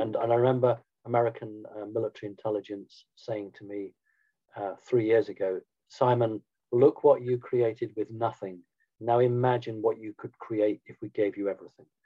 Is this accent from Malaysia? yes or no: no; United Kingdom; I'm a Brit